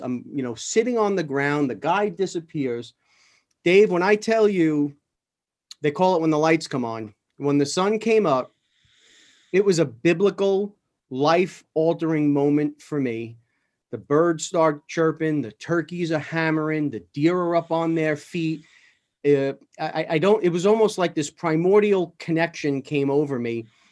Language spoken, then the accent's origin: English; New York City, New York, United States; Growing up in New York and in, in the city, I was never an outdoors person